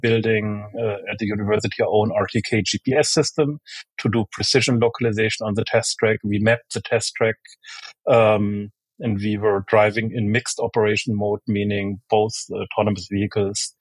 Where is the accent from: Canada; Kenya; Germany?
Germany; moved away; also born or lived in United States; I was born in Germany, grew up in Germany and in the US, went to both high school and college, both in Germany and in the US